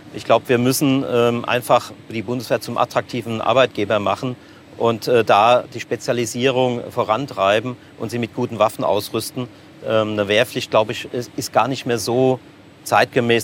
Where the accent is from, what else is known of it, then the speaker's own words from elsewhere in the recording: Seligenstadt, Hesse, Germany; also born or lived in Offenbach; bin ich in Offenbach zwar geboren, aber schon immer Seligenstädte